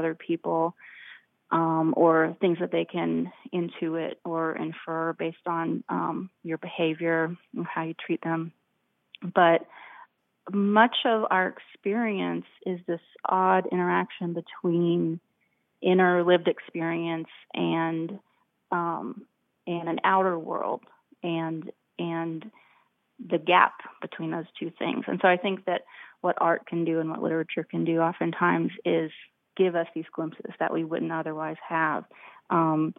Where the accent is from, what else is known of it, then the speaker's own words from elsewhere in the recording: United States; as an American